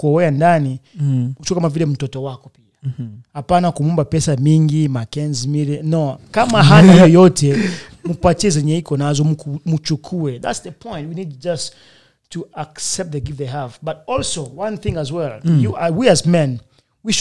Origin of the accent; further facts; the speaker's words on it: Uvira, South Kivu, DR Congo; also born or lived in Congo; now in United States; I'm a fulero. I'm from Uvira